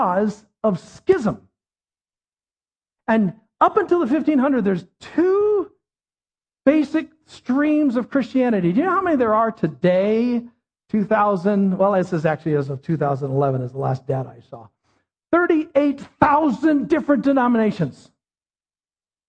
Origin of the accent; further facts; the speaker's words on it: United States; as an American